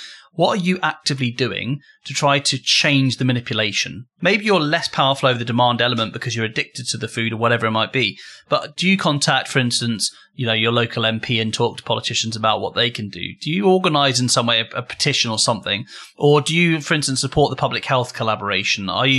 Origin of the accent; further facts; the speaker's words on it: United Kingdom; We're British.